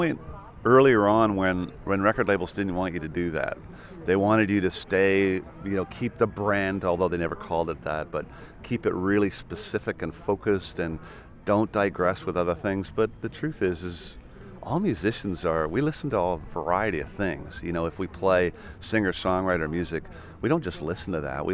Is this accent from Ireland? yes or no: yes; Ireland; also born or lived in Vancouver, Canada; I moved to Ireland